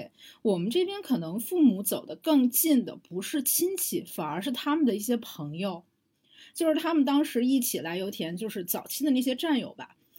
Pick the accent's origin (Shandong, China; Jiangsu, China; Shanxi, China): Shandong, China; 你作为一个山东人，你要回家嘛，不然的话，人家都会觉得你们家过得不好